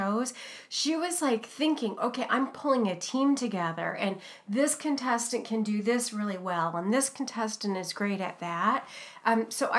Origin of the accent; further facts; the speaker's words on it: Ohio, United States; now in Pacific Northwest, United States; I was born in Ohio, even though I've lived in the Pacific Northwest for, you know, more than 20 years